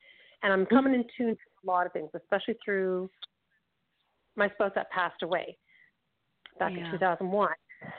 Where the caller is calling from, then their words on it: Toronto, Ontario, Canada; I'm calling from, I'll say, Toronto, Ontario.